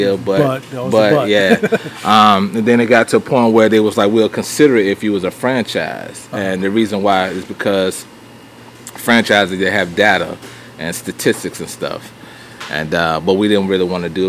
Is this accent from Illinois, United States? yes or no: no; Virginia, United States; moved away as an adult; now in Harrisburg, United States; Originally, I'm from Virginia. Been in Virginia all my life. Moved to North Carolina in 2003, 2 days after our wedding